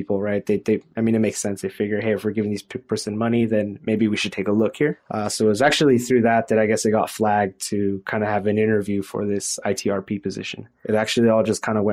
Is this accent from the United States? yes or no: yes; Fresno, California, United States; I grew up in the Central Valley here in Fresno, California